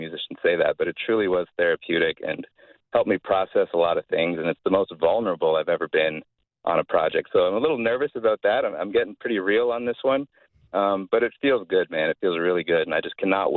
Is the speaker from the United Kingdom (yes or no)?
no; London, Ontario, Canada; We're from London, Ontario